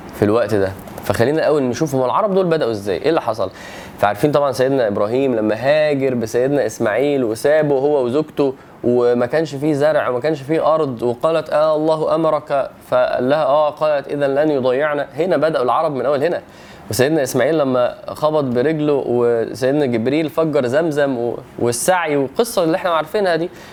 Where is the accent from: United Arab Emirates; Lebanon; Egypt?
Egypt; وانا مصري